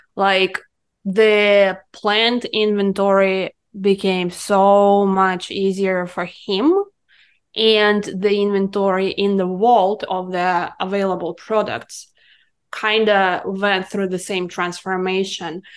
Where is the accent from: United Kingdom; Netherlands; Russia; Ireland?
Russia; Irkutsk, Irkutsk Oblast; English is a second language; moved away as an adult; now in United States; I'm coming from Siberia, from the city of Irkutsk